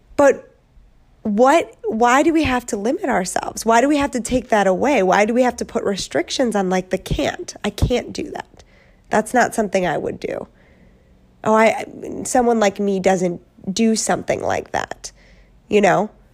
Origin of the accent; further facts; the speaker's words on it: Wisconsin, United States; moved away as an adult; now in California, United States; I'm a girl from Wisconsin